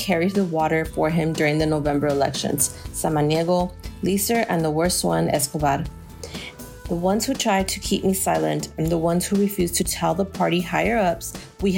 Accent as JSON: {"language": "English", "town": "El Paso", "region": "Texas", "country": "United States", "tie": "born or raised there", "said": "I was born and raised in El Paso"}